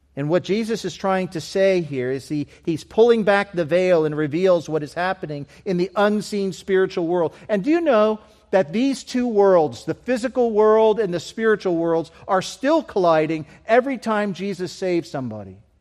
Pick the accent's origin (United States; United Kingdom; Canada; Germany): United Kingdom; moved away; being British missionaries